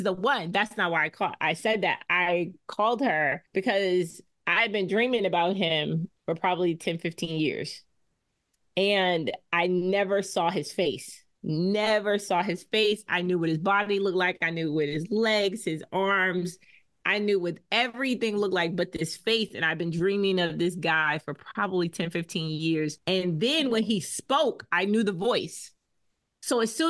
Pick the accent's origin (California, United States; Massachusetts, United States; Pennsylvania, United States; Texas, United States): Massachusetts, United States; Boston; accent: Bostonian; we met in Boston because that's where we grew up